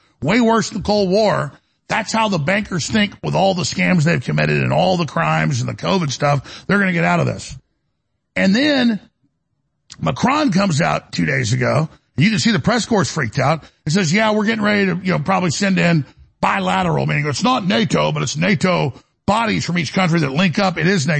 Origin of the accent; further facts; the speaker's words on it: United States; I'm a fighter, folks. I'm an American.